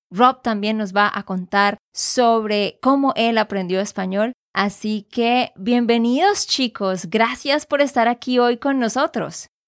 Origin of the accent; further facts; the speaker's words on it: Santander, Colombia; de Santander, Colombia.